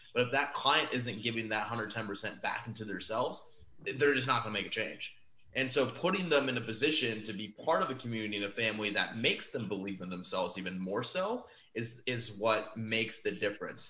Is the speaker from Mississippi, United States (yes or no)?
no; Omaha, Nebraska, United States; born and raised in Omaha, Nebraska